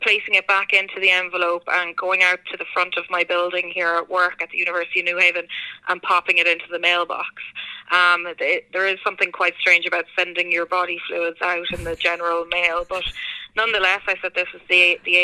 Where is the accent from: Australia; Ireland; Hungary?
Ireland; moved away as an adult; now in Connecticut, United States; this is not a Connecticut accent as well. So I'm actually from Ireland, and I emigrated to the US 5 years ago